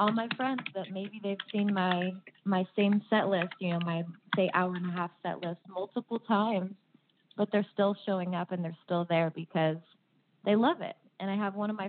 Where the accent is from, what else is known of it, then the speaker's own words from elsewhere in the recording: Los Angeles, California, United States; now in Napa Sonoma area, United States; I'm originally from Los Angeles. My family's in Los Angeles